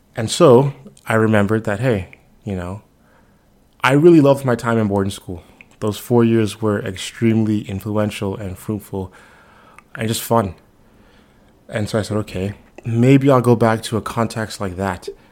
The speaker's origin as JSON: {"language": "English", "town": "Nassau", "region": "New Providence", "country": "Bahamas", "moved": "yes", "said": "I'm originally from Nassau, Bahamas"}